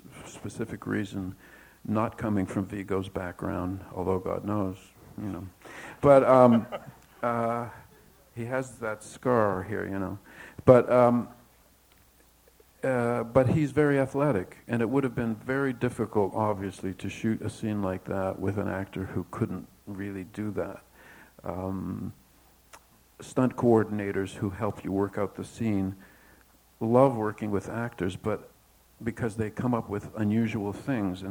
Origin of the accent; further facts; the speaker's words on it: Toronto, Ontario, Canada; Howard and I grew up together in Toronto